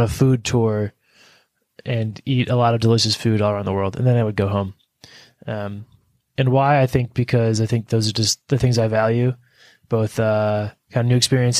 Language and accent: English; United States; part of being an American